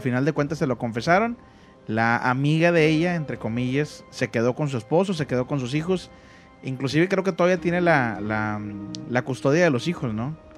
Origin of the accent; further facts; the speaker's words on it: Monterrey, Nuevo León, Mexico; como yo soy de Monterrey